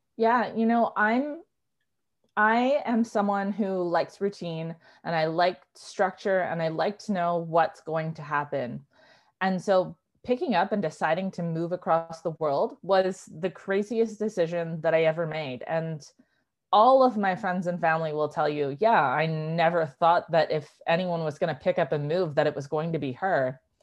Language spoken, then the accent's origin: English; Vancouver, British Columbia, Canada; She moved across the country to Vancouver and that's where I was born and raised.